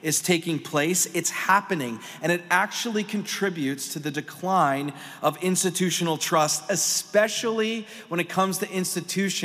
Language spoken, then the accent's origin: English; Pennsylvania, United States; I'm from Pennsylvania